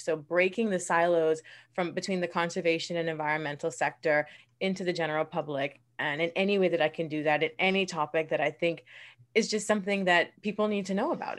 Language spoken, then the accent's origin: English; Bahamas; born in the Bahamas and raised in this beautiful country